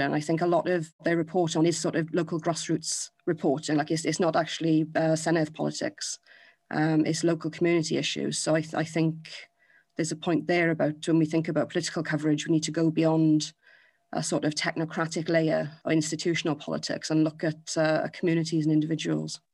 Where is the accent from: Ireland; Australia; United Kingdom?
United Kingdom; Wales; now in London, United Kingdom; I come from Wales, uh, I live and work in London, but I still regard myself as Welsh